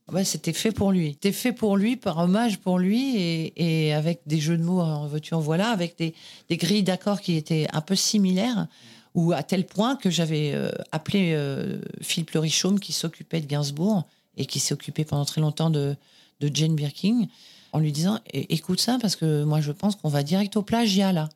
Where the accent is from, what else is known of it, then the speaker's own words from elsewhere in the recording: Boulogne-Billancourt, Île-de-France, France; né à Boulogne-Billancourt, département des Hauts-de-Seine, dans une clinique euh, en face des usines Renault